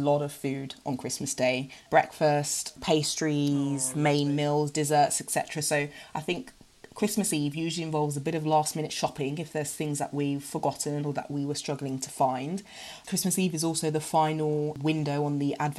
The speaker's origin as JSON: {"language": "English", "country": "Ghana", "said": "I'm from Ghana"}